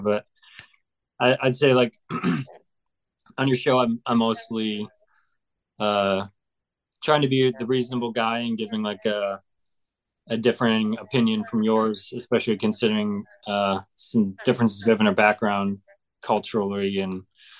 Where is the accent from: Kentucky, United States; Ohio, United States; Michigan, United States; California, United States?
Michigan, United States; Traverse City; also born or lived in Chicago / Mexico; now in Grand Rapids, United States; I'm just a guy from Traverse City. I am from Michigan. I went to college at Aquinas in Grand Rapids, Michigan. I moved back here 3 years ago. After traveling around, I lived in Mexico for about a year.